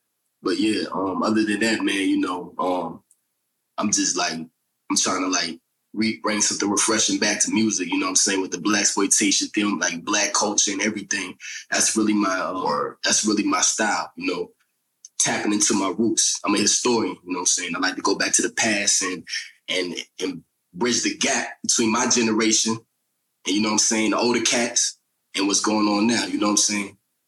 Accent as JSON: {"language": "English", "town": "Atlanta", "region": "Georgia", "country": "United States", "said": "You know, I'm from Atlanta. I'm 27."}